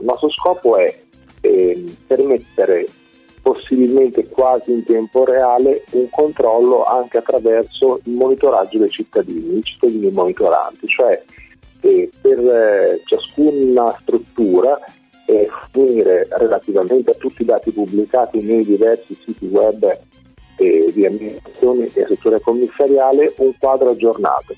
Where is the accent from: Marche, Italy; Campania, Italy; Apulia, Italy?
Marche, Italy; io provengo dalle Marche